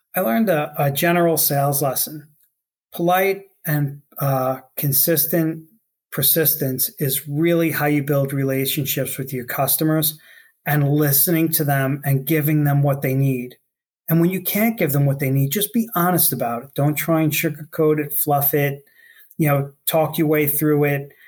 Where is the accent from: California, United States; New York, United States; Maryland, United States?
New York, United States; New York City; I grew up on Staten Island in New York City